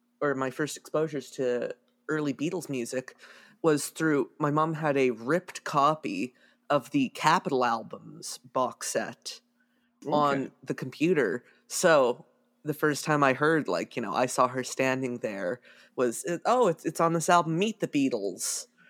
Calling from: Waterloo, Ontario, Canada; I am calling from Waterloo, Ontario, Canada

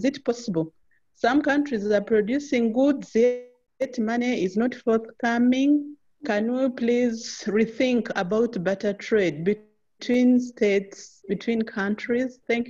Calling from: Uganda; I'm calling from Uganda

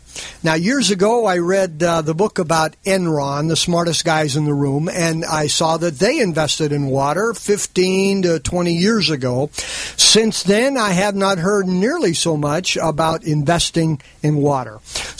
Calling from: California, United States; We're broadcasting from Orange County, California, and so we obviously are very aware of the lack of water issues

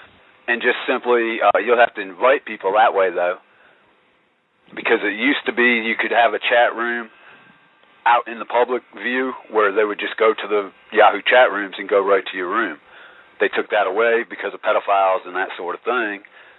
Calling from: Virginia, United States; I'm calling from Virginia

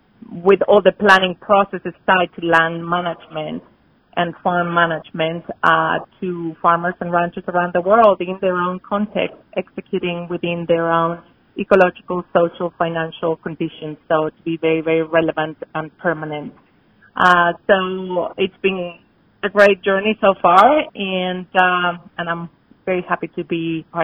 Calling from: Boulder, Colorado, United States; I'm calling in from Boulder, Colorado

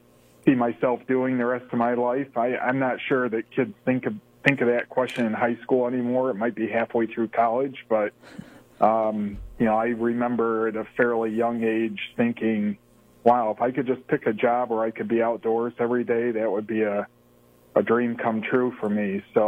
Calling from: Watkins Glen, New York, United States; So I'm home this evening up here in Watkins Glen, New York.

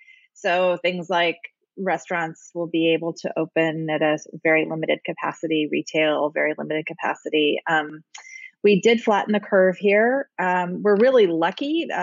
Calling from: Seattle, Washington, United States; I'm calling in from Seattle. We were the first U.S. hotspot.

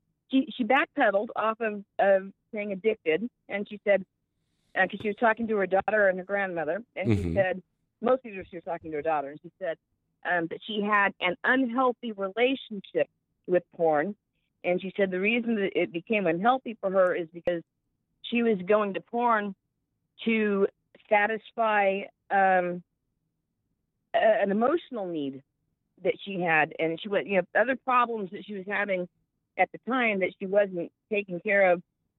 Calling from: New York, United States; Hi, James. It's … in New York.

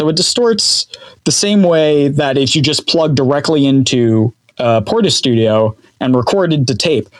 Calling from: Clinton Township, Michigan, United States; Yes, I am calling from Clinton Township, Michigan. About 40 minutes outside of Detroit.

